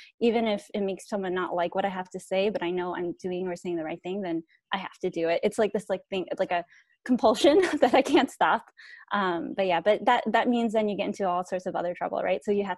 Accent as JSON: {"language": "English", "country": "Thailand", "tie": "born there", "said": "So I'm a Hmong American refugee. I was born in Thailand, but I'm not Thai. So we are a stateless nation of people."}